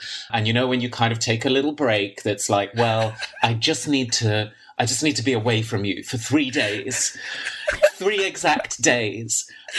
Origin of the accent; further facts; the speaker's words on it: London, United Kingdom; And I'm from London.